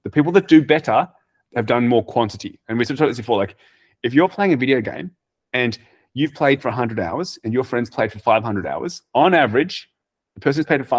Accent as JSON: {"language": "English", "country": "Australia", "said": "we're from Australia"}